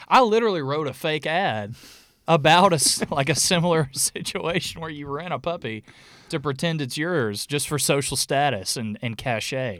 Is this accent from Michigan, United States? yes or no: no; North Alabama, United States; the area we grew up in North Alabama